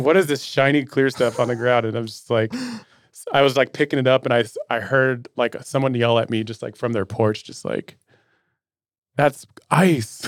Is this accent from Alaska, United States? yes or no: yes; Metlakatla, Alaska, United States; I grew up in Metlakahtla, Alaska